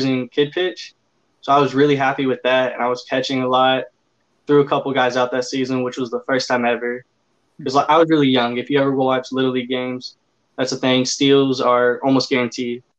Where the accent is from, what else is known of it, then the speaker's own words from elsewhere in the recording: Forney, Texas, United States; back to my hometown